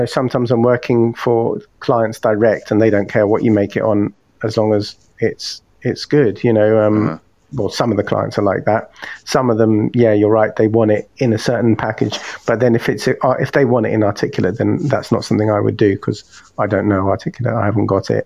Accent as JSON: {"language": "English", "region": "London", "country": "United Kingdom", "tie": "born or raised there", "moved": "as an adult", "lives_now": "Hastings, United Kingdom", "said": "I grew up in London"}